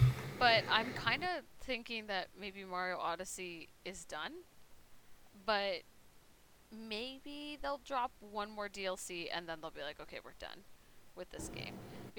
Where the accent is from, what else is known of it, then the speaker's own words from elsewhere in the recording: Los Angeles, California, United States; because LA's my hometown.